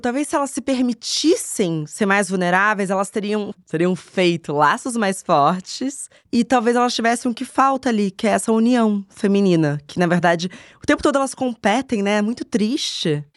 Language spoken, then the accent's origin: Portuguese; Rio de Janeiro, Brazil; moved away as an adult; now in São Paulo, Brazil; nasci em São Paulo, mudei para o Rio de Janeiro quando eu tinha 10 anos